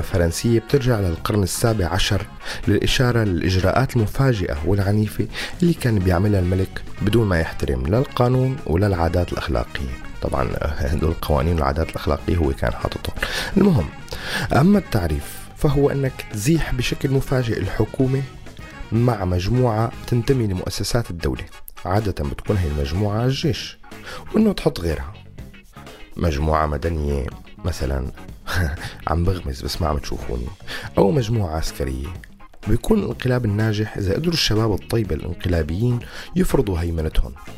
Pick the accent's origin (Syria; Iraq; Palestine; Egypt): Syria; نحن كسوريين